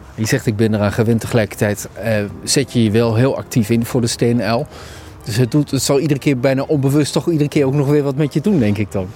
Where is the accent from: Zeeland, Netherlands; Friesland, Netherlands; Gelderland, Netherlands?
Gelderland, Netherlands; Neede; ik ben opgegroeid in Nede, in de Achterhoek